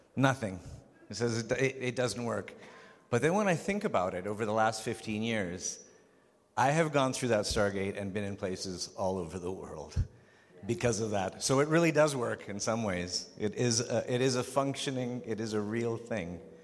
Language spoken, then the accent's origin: English; Vancouver, British Columbia, Canada; born or raised there; also born or lived in Prague, Czech Republic